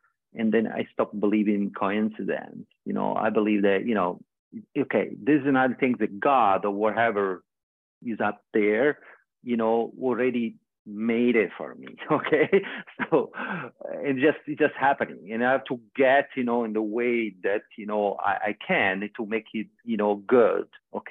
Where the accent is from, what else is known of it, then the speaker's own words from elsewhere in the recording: Australia; I say, oh yeah, I'm never going to come back here. I'm from Australia.